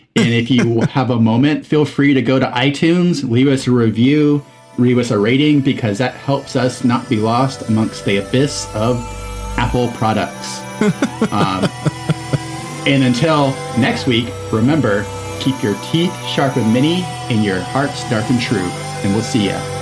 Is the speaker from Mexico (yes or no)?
yes; Mexico; moved away as an adult; I was in Mexico from age eight to 19